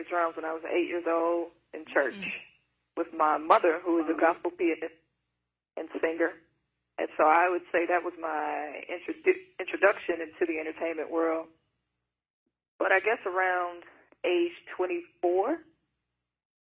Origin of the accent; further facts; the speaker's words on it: Mississippi, United States; I actually have a specific voice being from Mississippi